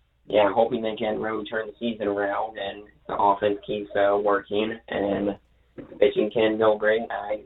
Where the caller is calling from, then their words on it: Maine, United States; Hey, I'm calling from Maine right now, currently, and I'm watching the games on my computer right now.